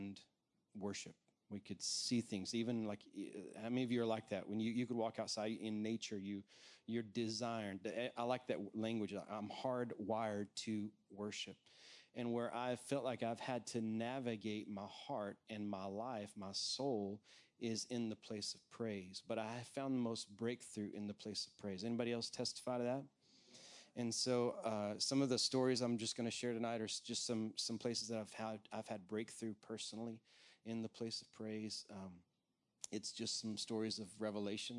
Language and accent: English; Texas, United States; accent: Texan; moved away as an adult; also born or lived in Washington, D.C.; I'm a Texas native, so you're going to hear a little bit of Texan come out of me